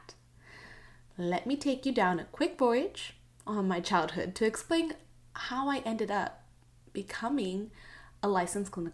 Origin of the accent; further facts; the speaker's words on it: United States; first language Spanglish (English and Spanish); I grew up in a pretty traditional Mexican-American household, speaking both English and Spanish simultaneously